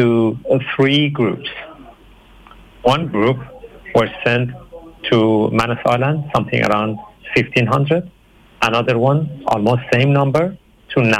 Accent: Iran; moved away as an adult; now in Brisbane, Australia; I'm originally from Iran

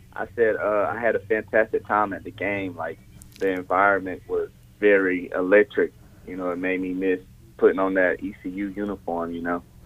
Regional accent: North Carolina, United States; as a small child growing up in North Carolina, you grow up being a Duke fan, NC State, or Carolina fan

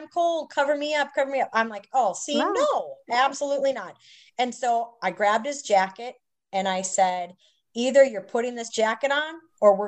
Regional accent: Minnesota, United States; moved away as an adult; also born or lived in Wisconsin / New York; now in Mississippi, United States; I live in Mississippi. I'm from Minnesota

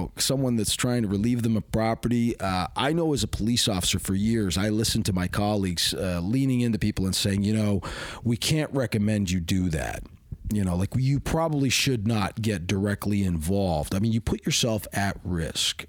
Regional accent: Hamilton, Ontario, Canada; I was raised in Hamilton. H-Town is a bit of a rough place

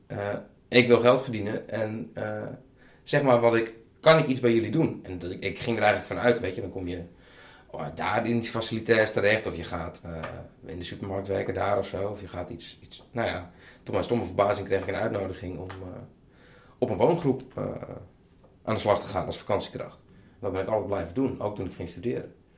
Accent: Bleskensgraaf, South Holland, Netherlands; Dus dat is een net iets groter dorp, uh, een dorp dan waar ik vandaan kwam.

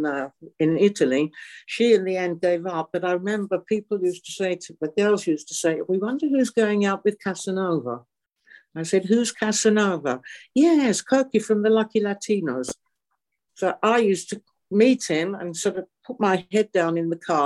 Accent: England, United Kingdom; moved away as an adult; also born or lived in Normandy, France; now in France; I was tiddling around at the age of three, like most little English girls

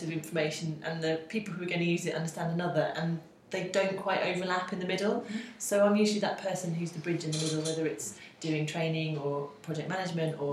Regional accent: South Norfolk, East of England, United Kingdom; I grew up in South Norfolk

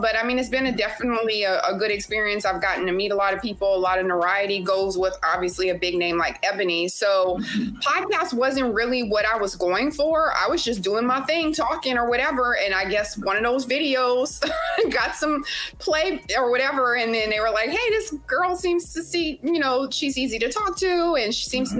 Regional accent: Louisiana, United States; moved away as an adult; now in Houston, United States; I'm originally from Louisiana and I live in Houston, Texas. And I've been here about 17 years now, um, but I'm still straight LA.

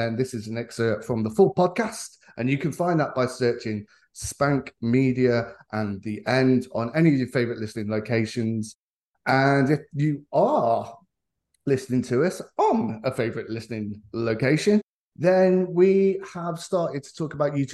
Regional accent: England, United Kingdom; as an Englishman

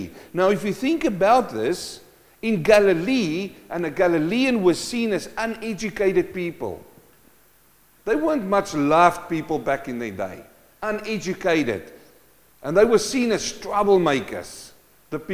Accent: South Africa; moved away; I came from South Africa, a mining community. My dad was a gold miner.

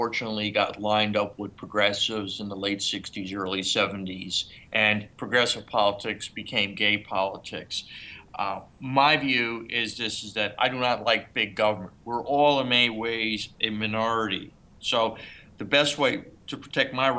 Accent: New York City, New York, United States; moved away; I grew up in New York City

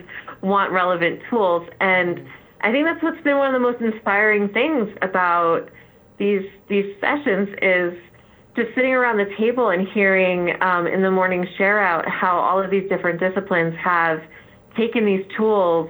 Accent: New Jersey, United States; accent: North Jersey; my North Jersey accent

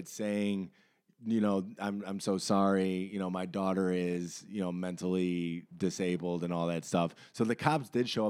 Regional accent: Texas, United States; I'm from Texas. I got three dogs.

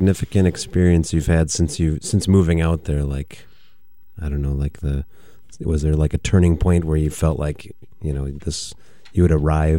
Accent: Janesville, Wisconsin, United States; when I was growing up in Janesville

